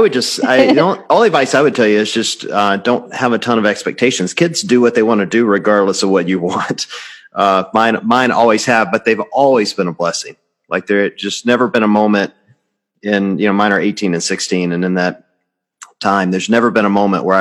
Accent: Mississippi, United States; accent: hillbilly; moved away; I'm from Mississippi, so hillbilly was my first language

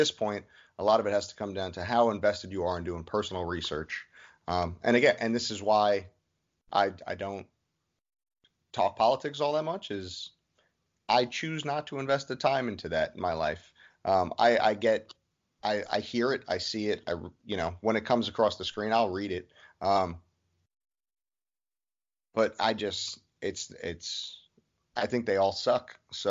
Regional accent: New York City, New York, United States; I'm former military, but I'm very – I grew up in Brooklyn, New York.

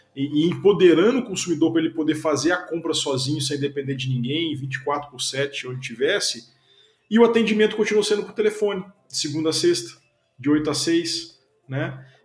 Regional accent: Belo Horizonte, Minas Gerais, Brazil; moved away as an adult; also born or lived in Bucharest; now in Curitiba, Brazil; sou mineiro de Belo Horizonte, já, já moro em Curitiba há bastante tempo, já tem mais de 10 anos

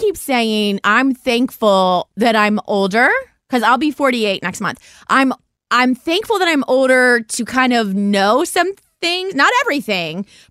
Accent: Ohio, United States; us Ohio people

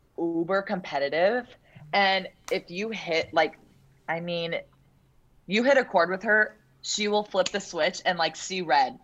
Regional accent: Chicago, Illinois, United States; moved away as an adult; now in Istanbul, Turkey; I'm from Chicago

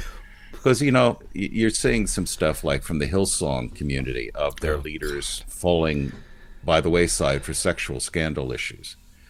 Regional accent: United States; born or raised there

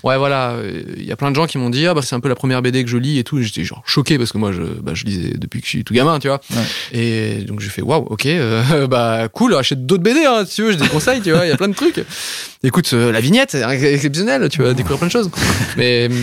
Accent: south of France, France; je viens du sud de la France

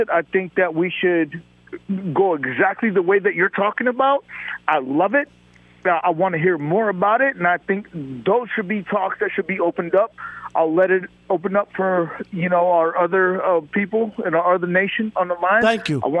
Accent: Seattle, Washington, United States; moved away as an adult; now in Denver, United States; I'm from Seattle, Washington originally, grew up watching the Mariners. I'm 47 years old

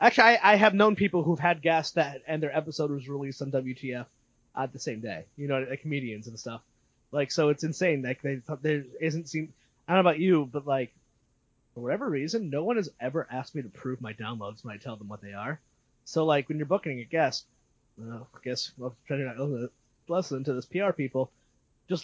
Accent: Connecticut, United States; I'm from Connecticut

